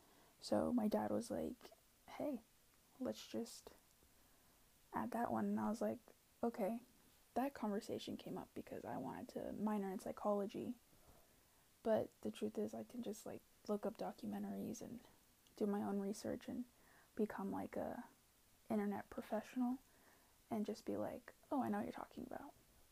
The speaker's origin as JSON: {"language": "English", "region": "Pennsylvania", "country": "United States", "tie": "born there", "said": "I was born in Pennsylvania and moved across country to the Pacific Northwest."}